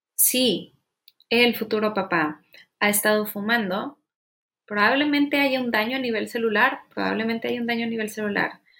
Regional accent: Monterrey, Nuevo León, Mexico; soy regia.

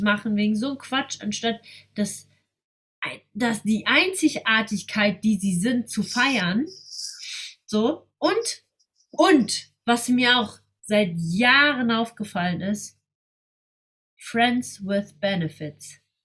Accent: Germany; bin ich in Deutschland geboren und ähm, bin mit der deutschen Kultur groß geworden

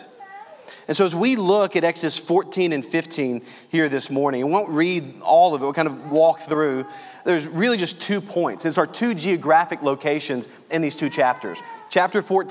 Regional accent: Louisiana, United States; accent: southern; I grew up in Louisiana

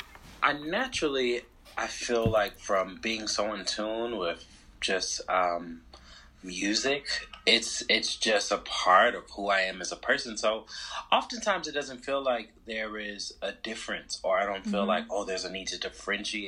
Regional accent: Charlotte, North Carolina, United States; moved away as an adult; also born or lived in Atlanta; my hometown, Charlotte, to undergrad in Atlanta.

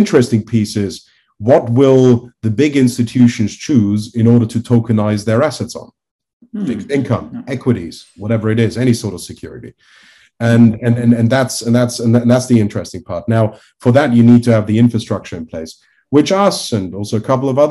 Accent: Liechtenstein; I'm originally from Liechtenstein, so it is like I grew up

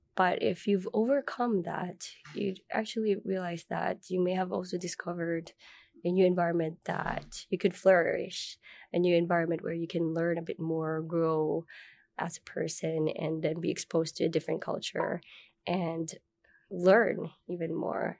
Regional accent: Manila, Metro Manila, Philippines; moved away as an adult; also born or lived in Malaysia / United States; now in Finland; I was born and raised in Manila, Philippines

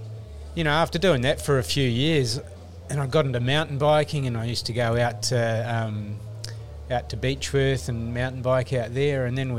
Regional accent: New Zealand; now in Australia; I'm a Kiwi originally

